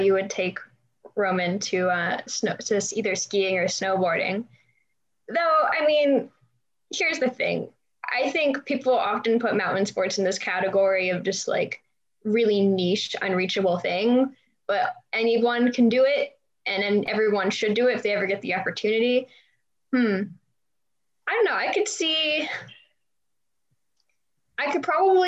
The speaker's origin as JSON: {"language": "English", "town": "Fort Collins", "region": "Colorado", "country": "United States", "tie": "born or raised there", "also_born_or_lived": "Breckenridge, Colorado / United Kingdom", "said": "I grew up in Fort Collins, Colorado, which is north of Denver"}